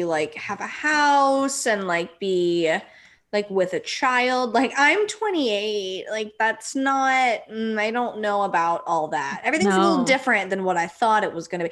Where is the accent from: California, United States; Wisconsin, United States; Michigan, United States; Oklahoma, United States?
California, United States; Los Angeles; I'm from Los Angeles